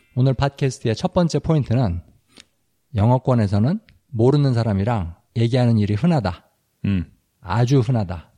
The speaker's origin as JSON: {"language": "Korean", "country": "South Korea", "moved": "yes", "lives_now": "United States", "said": "나도 한국 사람"}